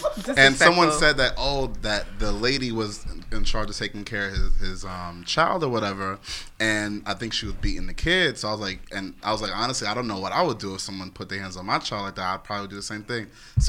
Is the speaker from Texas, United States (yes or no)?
no; New York City, New York, United States; also born or lived in Stamford, Connecticut; Me and Marcus are from Brooklyn.